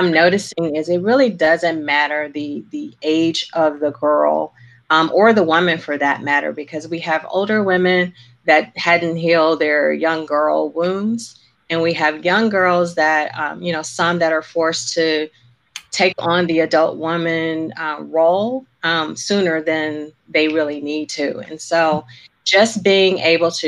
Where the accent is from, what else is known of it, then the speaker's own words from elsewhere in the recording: Alabama, United States; moved away; I grew up in Alabama